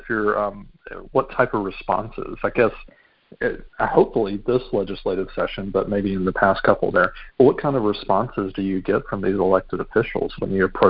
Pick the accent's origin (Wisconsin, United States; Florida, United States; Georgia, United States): Georgia, United States; Albany; also born or lived in Americus, Georgia; I'm from South Georgia, the Albany area. And when I moved up to Americus to finish my undergrad at Georgia Southwestern